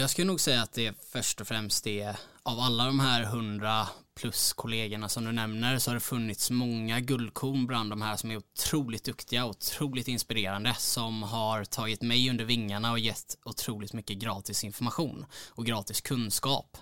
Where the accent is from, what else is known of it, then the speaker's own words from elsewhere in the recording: Mölnlycke, Västra Götaland, Sweden; also born or lived in Gothenburg; född och uppvuxen strax utanför Göteborg, ett ställe som heter Mölnlycke